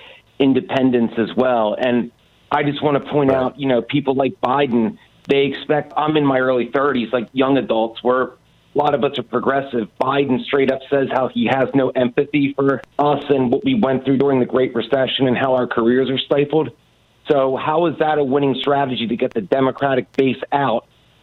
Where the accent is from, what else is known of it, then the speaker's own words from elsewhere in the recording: Rust Belt, United States; I'm from the Rust Belt